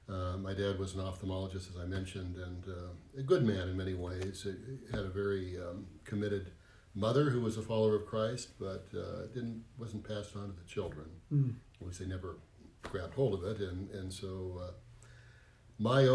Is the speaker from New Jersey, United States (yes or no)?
no; Bakersfield, California, United States; now in Minnesota, United States; I grew up in Bakersfield, California